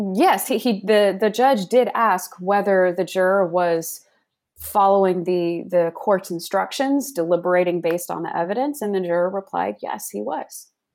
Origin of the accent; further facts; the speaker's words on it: Dallas-Fort Worth, Texas, United States; also born or lived in Virginia; I grew up in the Dallas-Fort Worth, Texas area